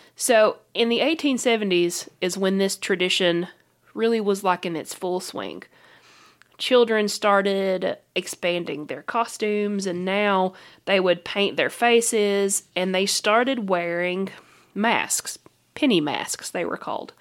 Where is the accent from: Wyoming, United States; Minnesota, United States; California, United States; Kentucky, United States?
Kentucky, United States; we're from Kentucky.